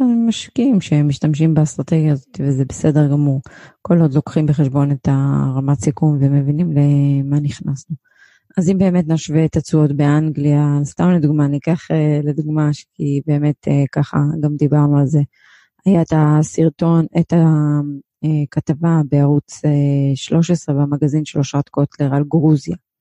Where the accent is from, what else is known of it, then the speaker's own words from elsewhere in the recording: Israel; כמונו ישראלים שגרים בים התיכון